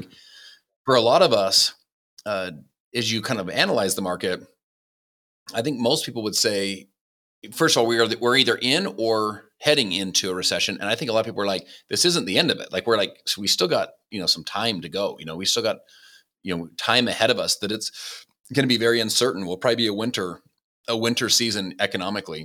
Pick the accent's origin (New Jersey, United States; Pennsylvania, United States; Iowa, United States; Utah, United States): Utah, United States; Salt Lake City; also born or lived in Saint George, Utah; I was born in Salt Lake City, Utah.